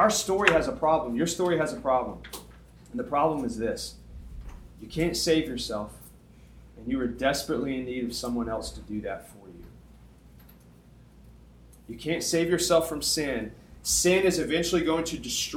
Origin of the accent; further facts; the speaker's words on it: Tuscumbia, Alabama, United States; moved away; My hometown, when I moved from Tuscumbia, I moved from a town of 7,000 people to 7 million people